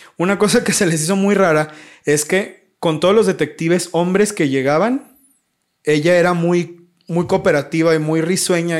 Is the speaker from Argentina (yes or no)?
no; Mexico; yo soy de México